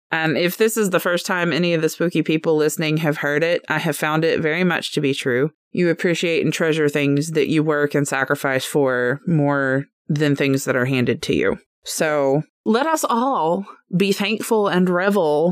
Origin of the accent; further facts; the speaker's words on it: United States; we're American